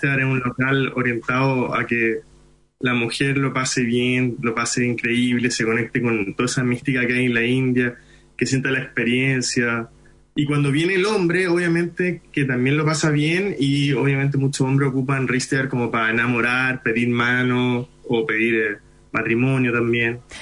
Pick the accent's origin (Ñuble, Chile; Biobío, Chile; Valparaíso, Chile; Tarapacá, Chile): Tarapacá, Chile; Iquique; first language Hindi; Spanish is a second language; now in Santiago, Chile; Yo nací en Iquique